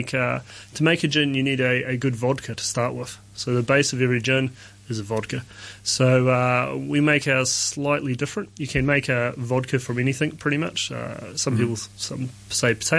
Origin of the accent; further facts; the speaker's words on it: New Zealand; moved away as an adult; now in Hong Kong; I'm from New Zealand